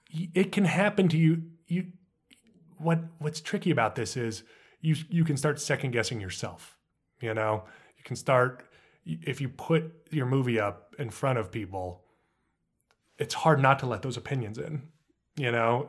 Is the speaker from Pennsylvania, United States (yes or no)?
no; Los Alamos, New Mexico, United States; I grew up in Los Alamos, New Mexico